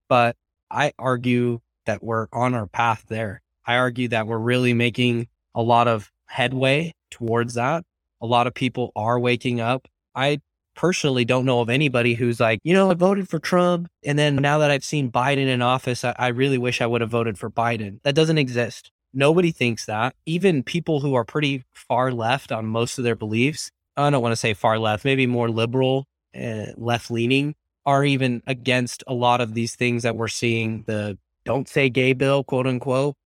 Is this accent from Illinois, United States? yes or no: no; Arizona, United States; moved away; also born or lived in Utah; my home state of Arizona